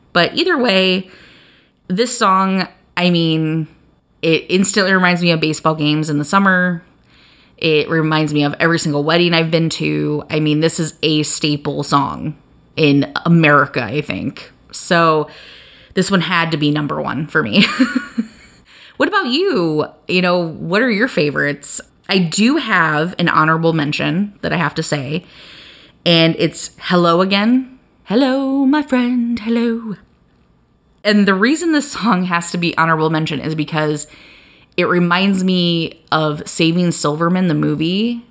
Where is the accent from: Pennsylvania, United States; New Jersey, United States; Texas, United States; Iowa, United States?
Iowa, United States; growing up in Iowa